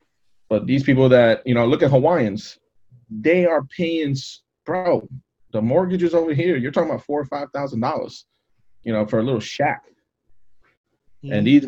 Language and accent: English; United States; also born or lived in Orlando, Florida; I'm thankful, you know, I was born in America.